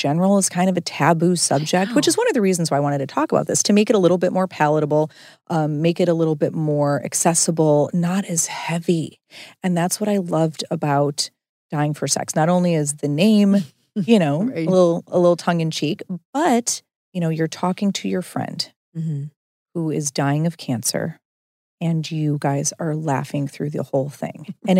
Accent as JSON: {"language": "English", "region": "Midwest", "country": "United States", "said": "It's because we're both from the Midwest."}